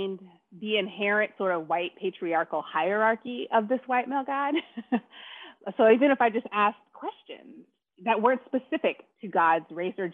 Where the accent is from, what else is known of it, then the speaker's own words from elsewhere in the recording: United States; I'm African American, Black woman, and I grew up in a Black family